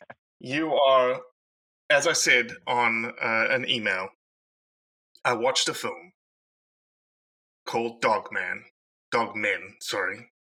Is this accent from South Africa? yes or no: yes; South Africa; I'm South African